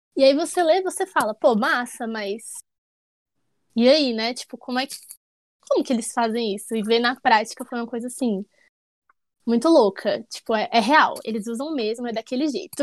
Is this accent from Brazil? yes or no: yes; Brasília, Federal District, Brazil; eu sou de Brasília